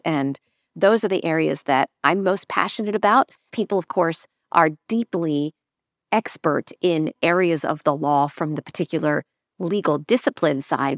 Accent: Lancaster, Pennsylvania, United States; moved away; also born or lived in London; I grew up in Amish country in Lancaster, Pennsylvania

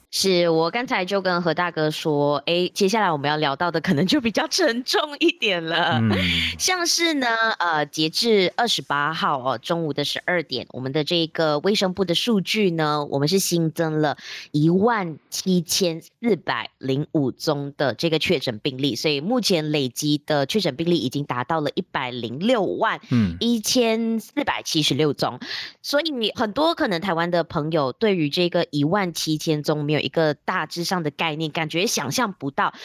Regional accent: George Town, Penang, Malaysia; moved away as an adult; also born or lived in Taiwan; now in Kuala Lumpur, Malaysia; 因为我现在在吉隆坡工作，然后我的家乡是在槟城

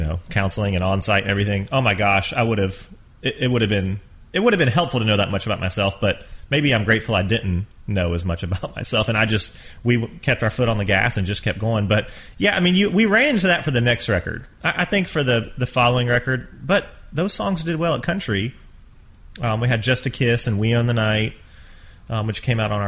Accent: Georgia, United States; I grew up in Georgia

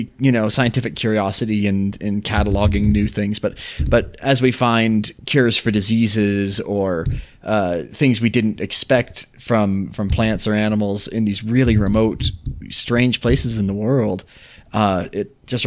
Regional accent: Utah, United States; We're from Utah. We're from the Rockies.

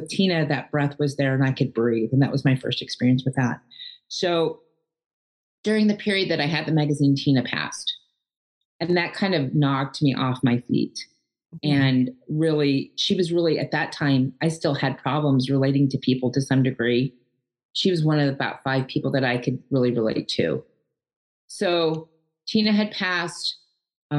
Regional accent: Edmond, Oklahoma, United States; I was born and raised in Edmond, Oklahoma, outside of Oklahoma City

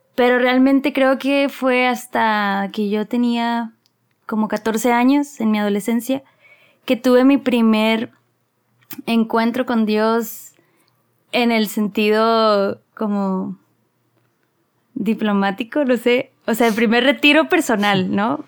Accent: Mexicali, Baja California, Mexico; moved away; also born or lived in Monterrey; nací en Mexicali, Baja California, luego siempre me reclaman que ya me creo regia

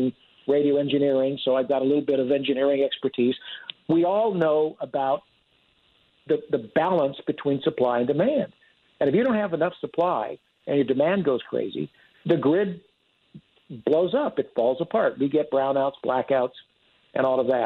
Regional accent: California, United States; also born or lived in Fresno, California; I was born and raised in California

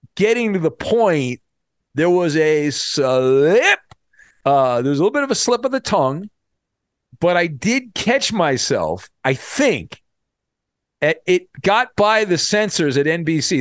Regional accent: Irvine, California, United States; When I was growing up in Southern California when I was a kid, I grew up in, uh, the Irvine area.

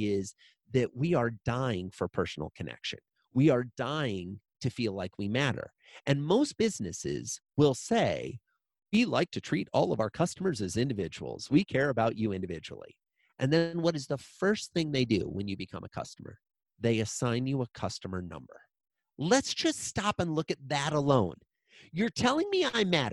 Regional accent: Iowa, United States; I grew up in a small town in Iowa

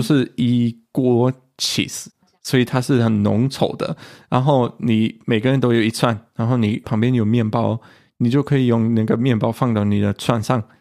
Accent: Germany; 我们德国人

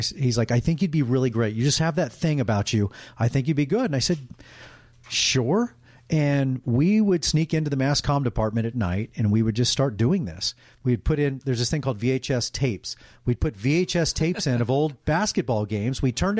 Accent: Dallas, Texas, United States; moved away as an adult; also born or lived in Los Angeles; Dallas. Born and raised in Dallas.

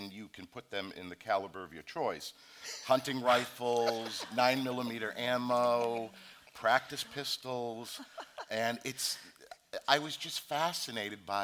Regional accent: Boston, Massachusetts, United States; I grew up with in South Boston

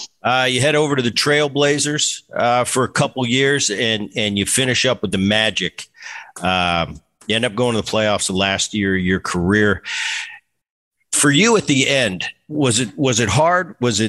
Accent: Philadelphia, Pennsylvania, United States; And I grew up in Philly. So I'm watching the 70s and the 80s into the 90s.

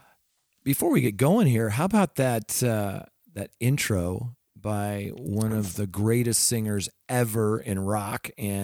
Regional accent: Pacific Northwest, United States; Yeah, I grew up in the Pacific Northwest, so I got to see Hart many times over the years.

